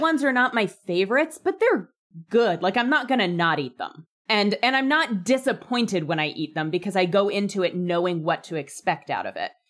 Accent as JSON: {"language": "English", "country": "United States", "said": "I'm an American"}